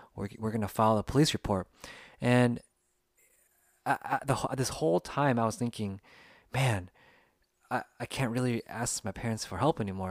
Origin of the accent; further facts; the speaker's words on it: United States; first language English; I grew up in the United States and English was actually my first language